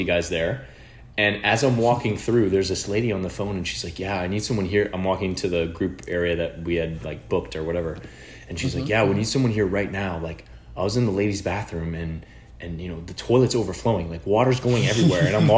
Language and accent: English; United States; we're both American